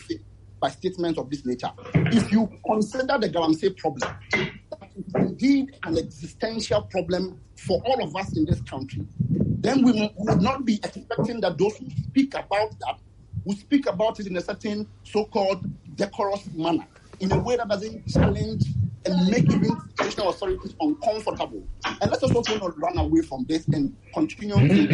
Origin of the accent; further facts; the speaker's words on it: Ghana; I am from Kwabe, that's where I was born